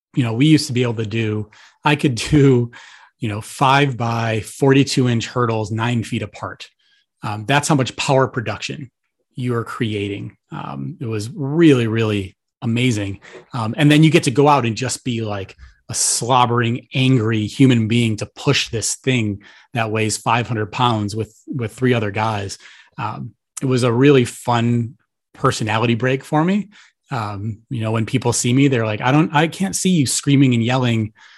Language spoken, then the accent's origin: English; Buffalo, New York, United States; moved away as an adult; also born or lived in Florida; I'm from Buffalo, New York originally